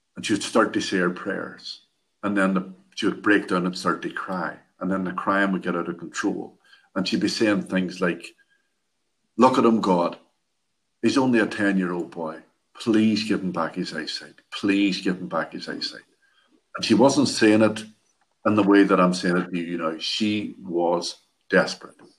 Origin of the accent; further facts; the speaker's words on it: Derry, Northern Ireland, United Kingdom; I was born and lived in Derry, Northern Ireland, all my life